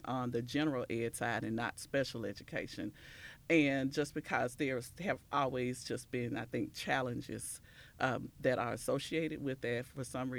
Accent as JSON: {"language": "English", "town": "Natchez", "region": "Mississippi", "country": "United States", "moved": "as an adult", "lives_now": "Memphis, United States", "said": "I am originally from Natchez, Mississippi"}